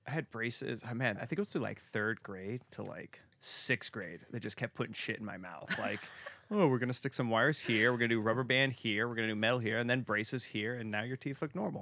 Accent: Arizona, United States; I'm from Arizona

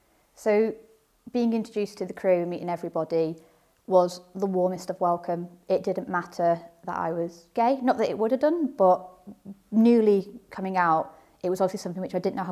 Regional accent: Warrington, North West England, United Kingdom; moved away as an adult; also born or lived in Brighton; now in Kessock, United Kingdom; I'm originally from Warrington, which is a lovely rugby league town in the northwest of England. I actually moved down to Brighton to start training as a paramedic.

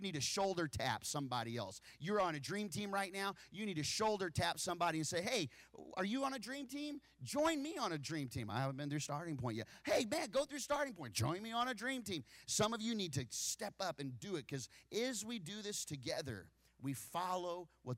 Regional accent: Wichita, Kansas, United States; moved away; I grew up in Kansas, and Kansas is known as the wheat state.

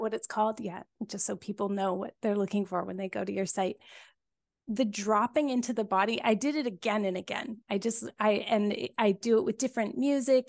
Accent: Cobble Hill, British Columbia, Canada; my grandma's house where I grew up here on Vancouver Island when I was just a little wee kid, you know, my, my first five years

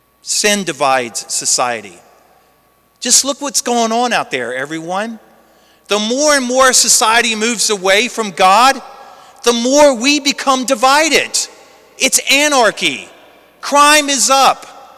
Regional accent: Lake Charles, Louisiana, United States; I used to see them all the time growing up in Lake Charles.

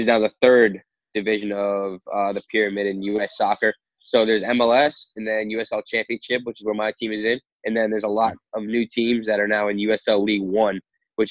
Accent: New York, United States; moved away as an adult; also born or lived in Philadelphia, Pennsylvania; now in Sacramento, United States; I'm from New York

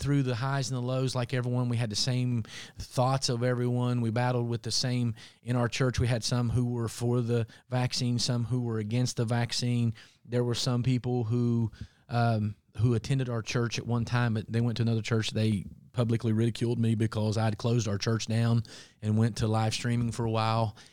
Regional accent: Appalachia, United States; growing up in Appalachia, we had considered part of the Bible Belt

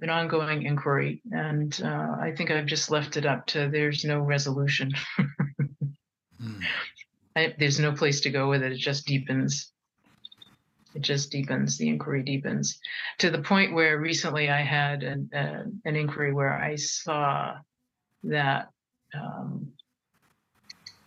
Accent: United States; I'm Japanese American and French Canadian American

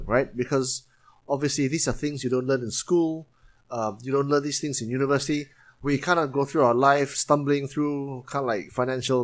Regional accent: Penang, Malaysia; moved away as an adult; now in Kuala Lumpur, Malaysia; I'm from Penang

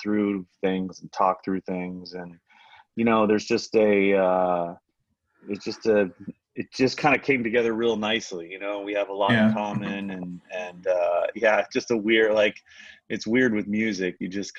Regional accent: Los Angeles, California, United States; I'm born and raised in LA.

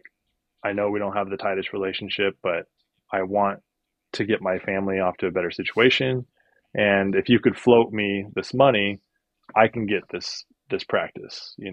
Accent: Northern California, United States; now in San Diego, United States; we're from Northern California where it's a little bit cheaper and we have a little bit more family support

